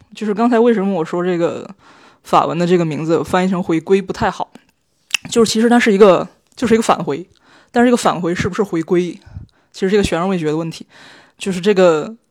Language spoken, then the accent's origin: Chinese; China; 我们中国人可能是确实是对， 黑人被呈现在荧幕上不太敏感